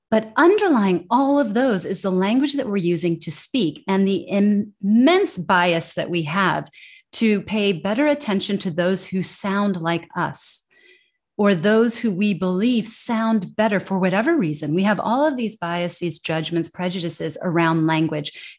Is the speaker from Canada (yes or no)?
no; United States; accent: American English; moved away as an adult; as an American